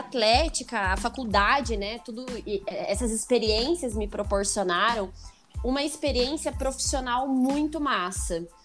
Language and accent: Portuguese; Ponta Grossa, Paraná, Brazil; moved away as an adult; also born or lived in Medianeira; eu sou de Ponta Grossa